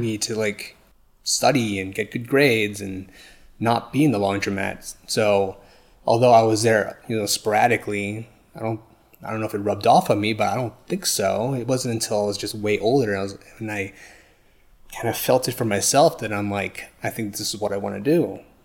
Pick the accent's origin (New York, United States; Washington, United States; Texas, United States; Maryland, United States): New York, United States; moved away; I'm originally from New York, and I was, yeah, born and raised there